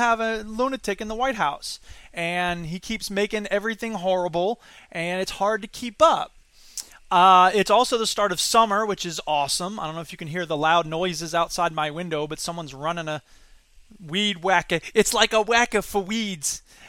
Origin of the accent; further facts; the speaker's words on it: Florida, United States; now in Madison, United States; I'm from Florida